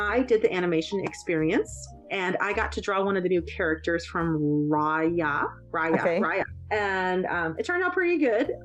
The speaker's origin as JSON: {"language": "English", "region": "Maryland", "country": "United States", "said": "I'm from Maryland"}